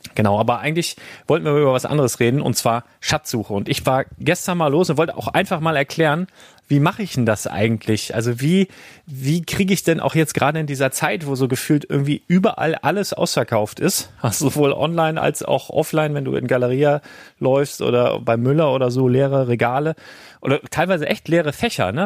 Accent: Germany; bei uns in Deutschland

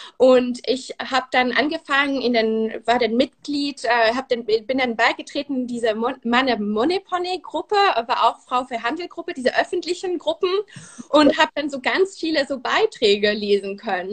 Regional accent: Switzerland; first language Swiss German and French; German is a second language; also born or lived in France; now in Berlin, Germany; bin Schweizerin und äh, Französin. Also meine Muttersprachen sind Schweizerdeutsch und Französisch, also Deutsch äh, ist nicht meine Muttersprache.

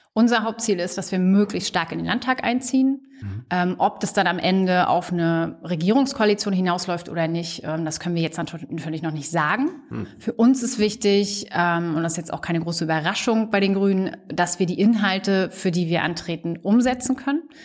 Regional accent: Stralsund, Mecklenburg-Vorpommern, Germany; moved away as an adult; also born or lived in Greifswald / New Zealand; In der Nähe von Stralsund aufgewachsen, auf einem kleinen Dorf

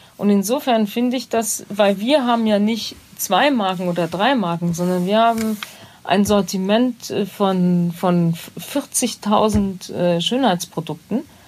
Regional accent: Bad Neuenahr, Rhineland-Palatinate, Germany; moved away; ich komme ja aus Bad Neuenahr

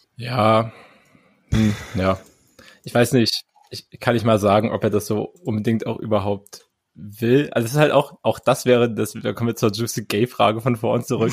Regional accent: East Germany, Germany; ich komme aus dem Osten

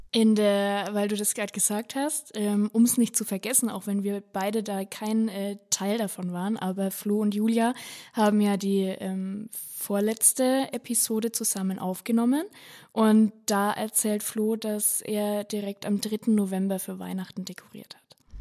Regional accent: Upper Franconia, Bavaria, Germany; ich komme aus Oberfranken, da dominiert einfach die Bierkultur

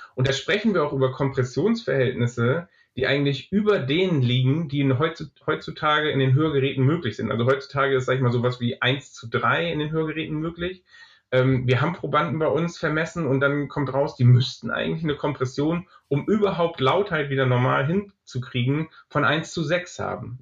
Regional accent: Germany; bei uns in Deutschland

